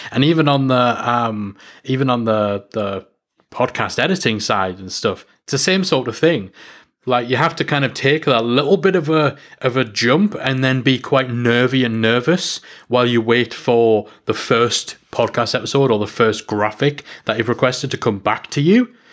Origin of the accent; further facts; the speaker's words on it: North East England, United Kingdom; I'm English and I'm from the northeast of England